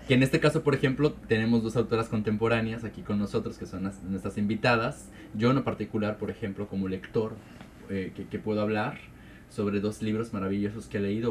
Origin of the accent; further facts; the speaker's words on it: Mexico; como mexicano, soy y aparte porque tengo raíces oaxaqueñas